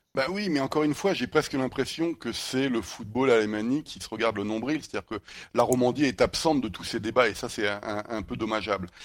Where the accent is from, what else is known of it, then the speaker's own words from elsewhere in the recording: France; en tant que Français